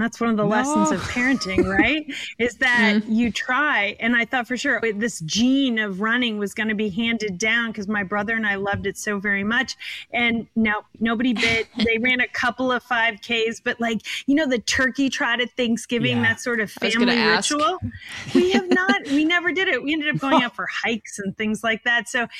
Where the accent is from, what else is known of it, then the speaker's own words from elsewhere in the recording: Germany; also born or lived in Italy; Actually, both my parents were in the military, and I was lucky enough to travel around the world. So I grew up in Germany and Italy.